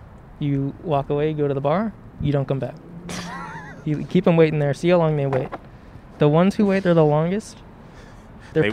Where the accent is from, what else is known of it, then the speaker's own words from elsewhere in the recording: Ohio, United States; also born or lived in Chicago; now in Los Angeles, United States; I moved here from Chicago, but I grew up in Ohio.